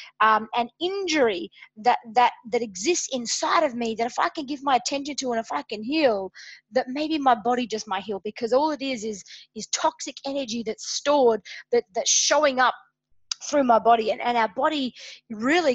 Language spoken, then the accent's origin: English; Adelaide, South Australia, Australia; here in my hometown in Adelaide, Australia